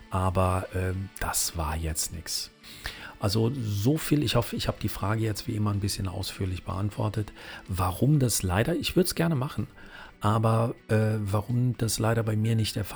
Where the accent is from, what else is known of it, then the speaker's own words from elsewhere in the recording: Saarland, Germany; accent: Saarland; aber auch mir merkt man immer noch an als altem Saarländer dieses Sch -Sch Problem, die Kirche